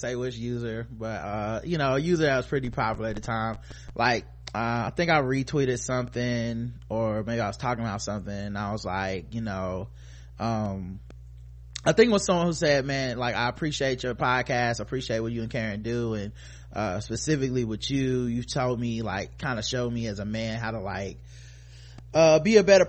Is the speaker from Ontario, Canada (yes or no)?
no; British Columbia, Canada; I grew up in British Columbia, immigrated as a baby with all my extended family back in Jamaica and the UK. Not a lot of black folks around here.